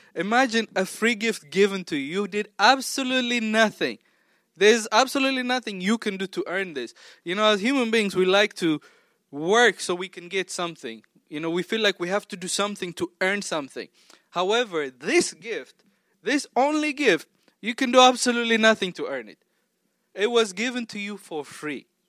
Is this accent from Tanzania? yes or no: yes; Tanzania; also born or lived in Ethiopia / Oklahoma; now in Maryland, United States; I grew up half, more than half my life in Tanzania, which is also East Africa